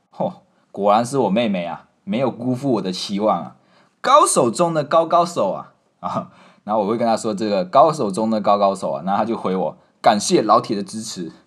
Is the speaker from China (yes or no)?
no; Malaysia; moved away as an adult; now in Taiwan; 身为马来西亚人